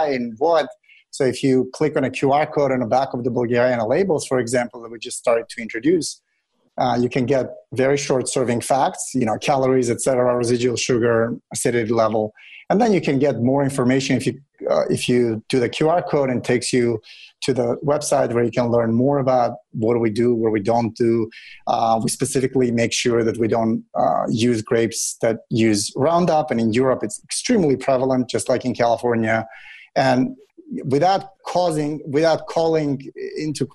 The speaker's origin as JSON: {"language": "English", "country": "Russia", "tie": "born or raised there", "moved": "yes", "lives_now": "United States", "said": "I grew up in Russia"}